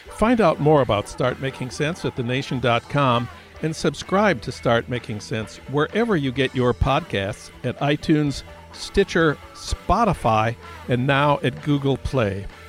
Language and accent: English; St. Paul, Minnesota, United States; my hometown of St. Paul